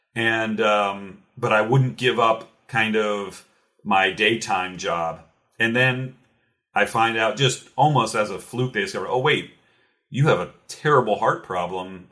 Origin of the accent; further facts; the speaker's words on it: Cincinnati, Ohio, United States; now in Louisville, United States; originally I'm from Cincinnati, Ohio, actually, not too far away from Louisville, Kentucky, where I'm at now